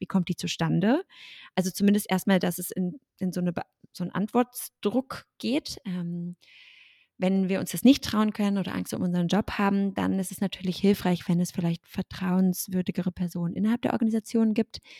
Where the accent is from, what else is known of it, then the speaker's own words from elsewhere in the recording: Germany; ich bin Deutsche